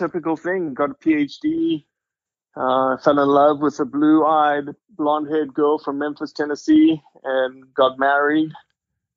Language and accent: English; Johannesburg, Gauteng, South Africa; now in United States; I am originally from South Africa, born and raised to a family that steeped in hunting heritage